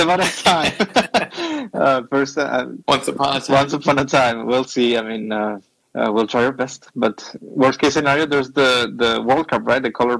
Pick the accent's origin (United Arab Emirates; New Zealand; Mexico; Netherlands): Mexico; moved away; also born or lived in Mexico City; I'm coming from Mexico, right?